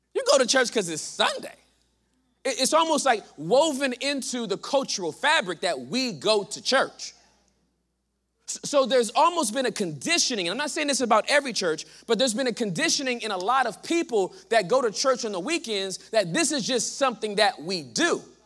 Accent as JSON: {"language": "English", "region": "Southern California", "country": "United States", "moved": "as an adult", "lives_now": "Texas, United States", "said": "I am from Southern California"}